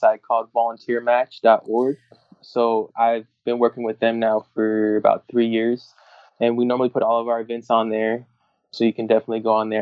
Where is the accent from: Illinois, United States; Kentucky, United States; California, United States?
California, United States; Orange County; I grew up in Orange County